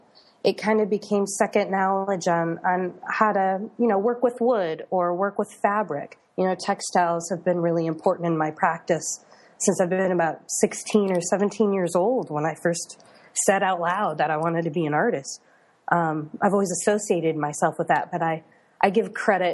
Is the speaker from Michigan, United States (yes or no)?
yes; Detroit, Michigan, United States; moved away as an adult; also born or lived in Carbondale, Illinois; I was born and raised in the Detroit suburbs